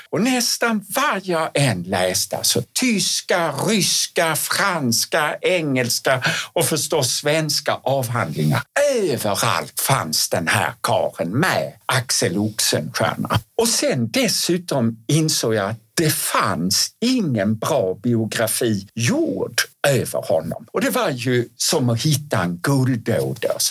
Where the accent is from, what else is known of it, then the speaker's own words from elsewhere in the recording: Skåne, Sweden; accent: Scanian (skånska); jag uttalade på skånska.